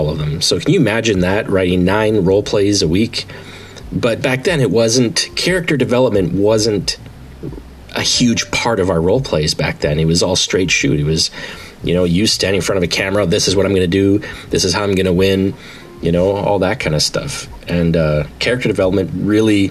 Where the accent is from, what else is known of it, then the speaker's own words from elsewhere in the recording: Manitoba, Canada; I'm a Canadian boy. I'm from Manitoba.